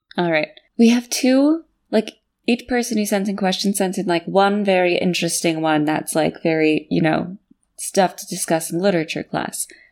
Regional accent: United States; I'm from America and we have a very puritanical culture

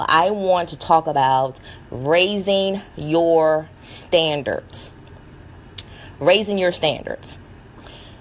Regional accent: the South, United States; I'm from the South, and being from the South, you know, we have that comeback power

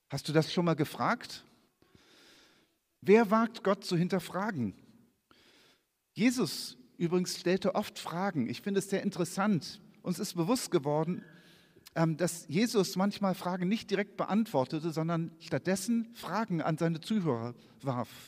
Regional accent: Hanover, Lower Saxony, Germany; so wie wenn ich in Kiel bin, ich komme aus Hannover und springe und ich habe keine Ahnung, ich hänge total von diesem Navi ab.

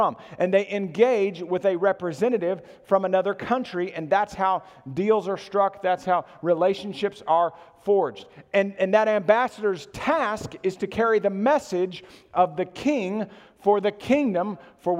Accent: United States; We as American citizens, we live in the kingdom of America

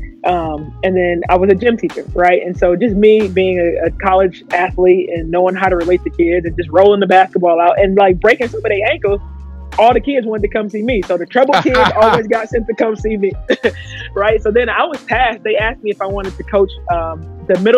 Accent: Detroit, Michigan, United States; came up in Detroit playing basketball

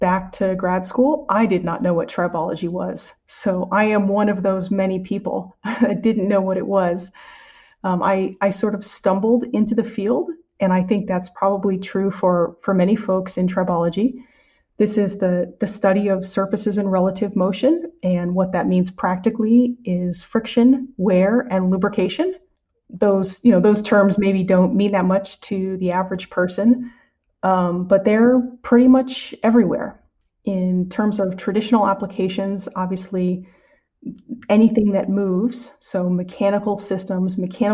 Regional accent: San Diego, California, United States; moved away as an adult; also born or lived in Evanston, Illinois / West Lafayette, Indiana; now in Merced, United States; I'm originally from California, from San Diego particularly

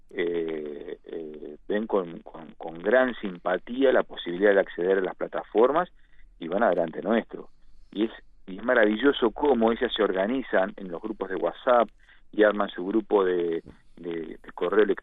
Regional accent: Galicia, Spain; Nosotros que somos latinos, que somos eh, españoles, gallegos, que somos, eh, eh, tenemos una, una necesidad de contacto

